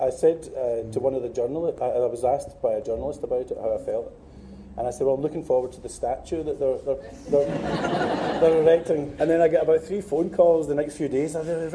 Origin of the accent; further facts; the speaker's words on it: Glasgow, Scotland, United Kingdom; now in England; Because although I live down south, my wife's from Glasgow, and I'm never away from Glasgow long enough to miss it. You know, I'm always back and forward with, because her family's here and my family are here.